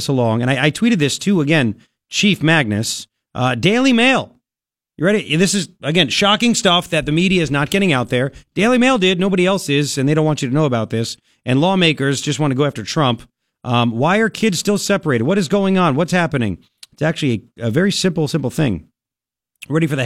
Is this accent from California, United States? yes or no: no; Long Island, New York, United States; now in Tucson, United States; I grew up in Long Island where kids would say, you know, I'm Italian.